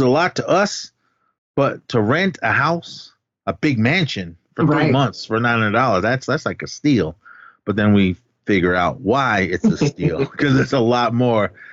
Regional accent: Oakland, California, United States; my hometown in Oakland, yes. California

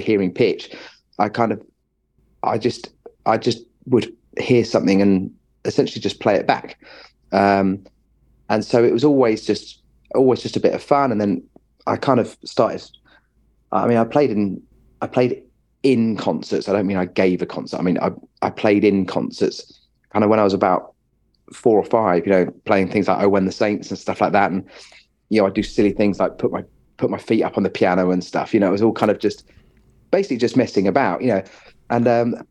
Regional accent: Watford, East of England, United Kingdom; also born or lived in Westminster, London / Friern Barnet, London / Welwyn Garden City; now in Bedford, United Kingdom; moved to Watford. I lived in Watford kind of until I went to music college

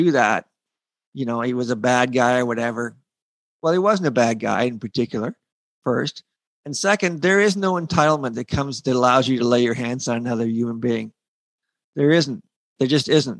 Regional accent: Sarnia, Ontario, Canada; I'm from Sarnia, so we would go across the creek all the time

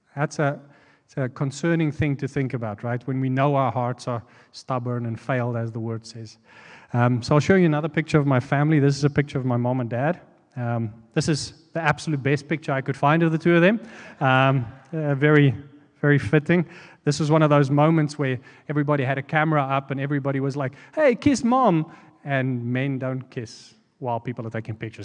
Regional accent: South Africa; moved away as an adult; now in United States; we're from South Africa

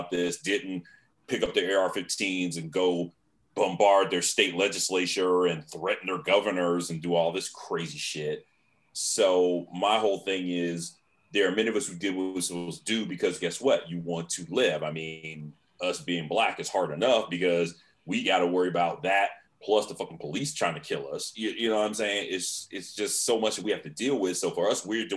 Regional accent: Virginia, United States; I'm from Virginia.

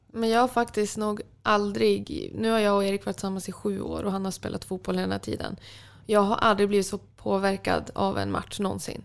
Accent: Umeå, Västerbotten County, Sweden; moved away as an adult; now in Sundsvall, Sweden; jag från Umeå

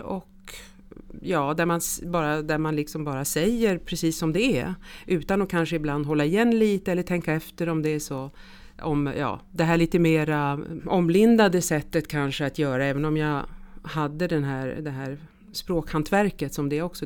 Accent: Stockholm, Stockholm County, Sweden; moved away as an adult; also born or lived in Switzerland; now in Paris, France; Jag är svensk, eh, uppväxt i Stockholm

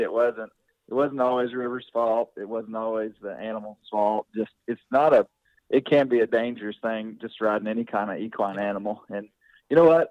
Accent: Arkansas, United States; I grew up here in Arkansas

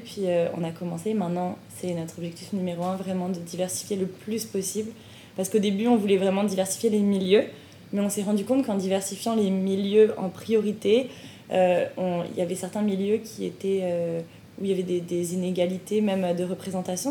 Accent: France; moved away as an adult; now in Montreal, Canada; en tant que famille immigrante, bah on, est Des, on, est on est française

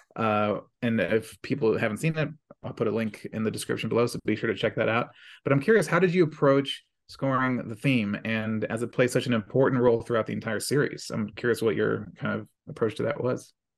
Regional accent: Maryland, United States; I'm from Maryland, so I'm on the East Coast

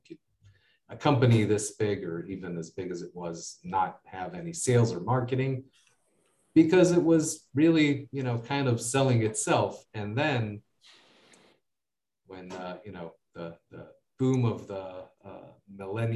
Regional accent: United States; accent: American; now in Israel; I grew up in the States

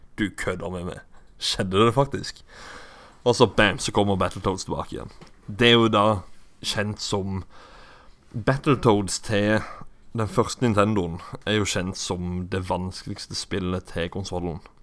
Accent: Kristiansand, Agder, Norway; den bydelen av Vågsbygd, som det heter der jeg er ifra

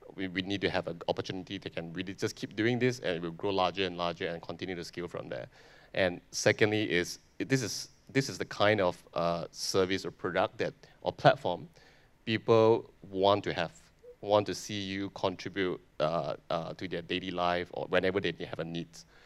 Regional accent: Malaysia; I'm a Malaysian

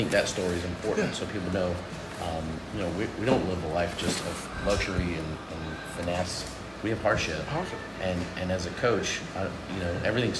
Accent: Greensboro, North Carolina, United States; moved away as an adult; also born or lived in Houston, Texas; So I'm from Greensboro originally.

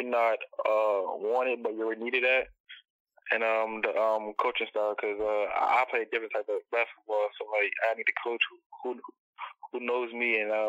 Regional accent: Savannah, Georgia, United States; I'm from Savannah, Georgia.

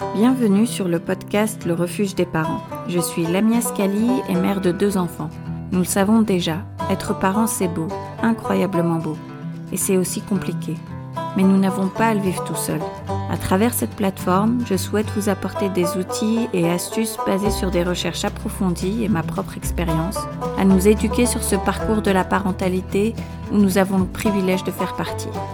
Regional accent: France; moved away as an adult; also born or lived in Agadir, Morocco / London, United Kingdom; now in northern Spain; Je suis née à Agadir au Maroc d'une mère suédoise et d'un père marocain. Et j'ai passé mon adolescence en France, puis j'ai déménagé à Londres pour poursuivre une carrière en finance. Et après pratiquement 17 ans en Angleterre, je vis maintenant principalement dans le nord de l'Espagne.

